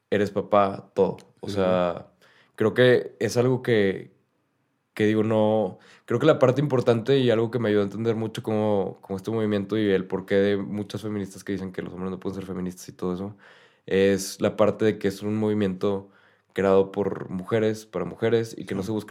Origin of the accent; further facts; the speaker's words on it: Mexico; un machismo arraigado que tenemos como mexicanos en nuestra cultura desde, desde hace mucho.